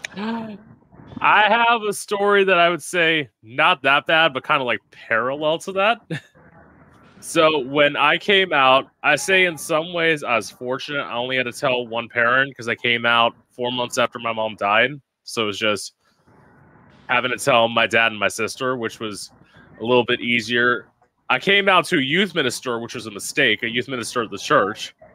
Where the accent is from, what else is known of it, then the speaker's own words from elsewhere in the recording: an hour outside of West Palm Beach, Florida, United States; also born or lived in Orlando, Florida; I'm born and raised outside, of, uh, like an hour outside of West Palm Beach